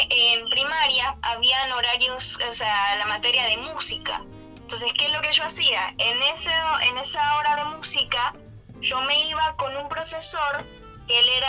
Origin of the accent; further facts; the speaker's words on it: Panama; Yo nací acá en Panamá y no, nunca me mudé fuera